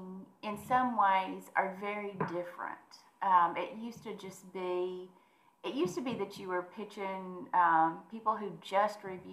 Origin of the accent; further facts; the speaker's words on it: Munfordville, Kentucky, United States; now in Nashville, United States; I grew up in Mumfordville, Kentucky